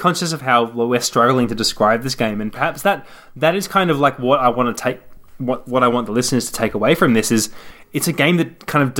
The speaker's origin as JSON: {"language": "English", "country": "Australia", "said": "Yeah, so it seems that we give off this air of being anything other than Australian, which is bizarre because this is the Game Life Balance Australia."}